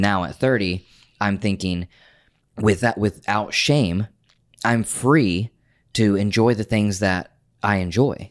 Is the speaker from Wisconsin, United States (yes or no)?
no; Oklahoma, United States; moved away as an adult; I grew up in Oklahoma.